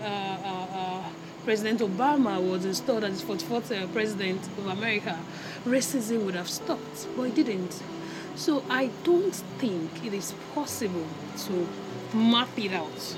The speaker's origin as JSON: {"language": "English", "country": "Nigeria", "moved": "yes", "said": "I'm a Nigerian"}